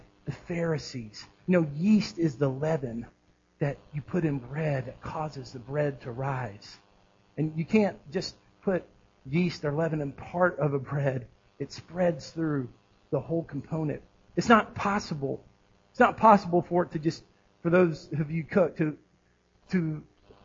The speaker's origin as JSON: {"language": "English", "area": "Southerners in Hendersonville", "region": "Tennessee", "country": "United States", "said": "All of us who are Southerners in Hendersonville, Tennessee"}